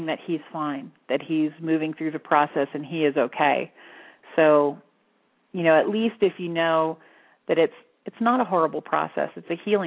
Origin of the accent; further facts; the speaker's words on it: the Bible Belt, United States; I grew up in the Bible Belt